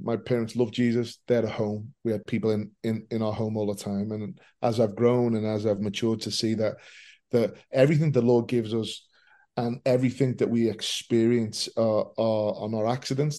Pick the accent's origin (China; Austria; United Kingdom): United Kingdom; Liverpool, North West England; I'm born and bred in Liverpool.